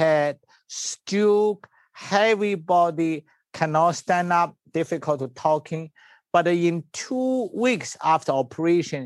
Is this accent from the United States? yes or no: no; China; English is a second language; moved away; I was born in China.